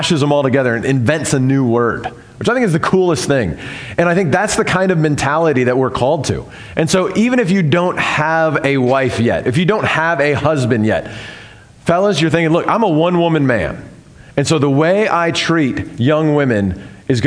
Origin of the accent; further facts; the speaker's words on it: the South, United States; I'm from the South